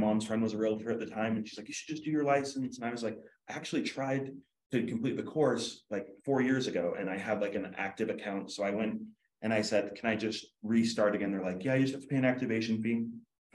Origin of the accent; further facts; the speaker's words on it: Utah, United States; also born or lived in Philadelphia, Pennsylvania; I was born in Philadelphia, Pennsylvania. I moved to Utah when I was 2 days old.